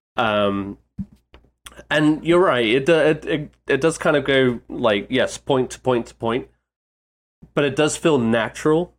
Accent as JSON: {"language": "English", "country": "United Kingdom", "said": "a British man"}